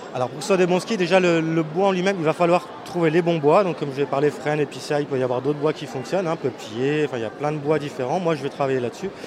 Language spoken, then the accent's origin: French; La Bresse, Grand Est, France; je viens des Vosges, euh, côté de la Bresse